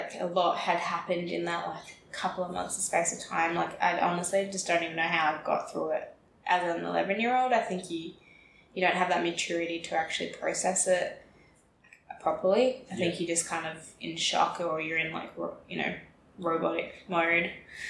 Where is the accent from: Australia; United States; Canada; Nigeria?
Australia; Carnarvon, Western Australia; So I grew up in Carnarvon, and it's a bit of a country town north of Perth. So not a lot of people, not a huge population.